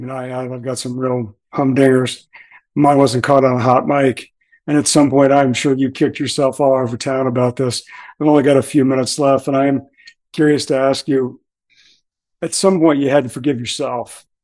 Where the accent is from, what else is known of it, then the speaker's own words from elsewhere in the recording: Cincinnati, Ohio, United States; I was born in Cincinnati